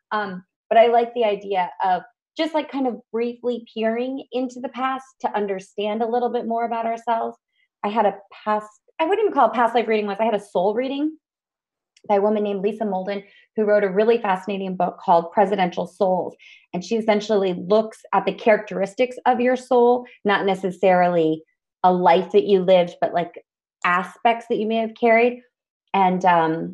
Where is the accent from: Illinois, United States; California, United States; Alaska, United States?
Alaska, United States; I grew up in Alaska